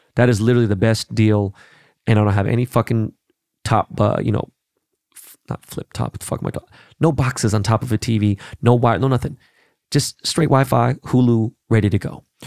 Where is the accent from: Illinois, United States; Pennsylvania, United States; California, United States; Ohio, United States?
California, United States; Los Angeles; I am a Koreatown actual native, right? Born and raised in Koreatown